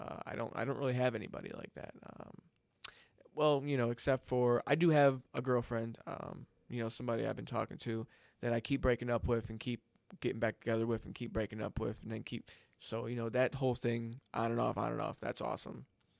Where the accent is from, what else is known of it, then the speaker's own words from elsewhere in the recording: Florida, United States; And then, of course, I grew up in South Florida, which is a whole anomaly in itself.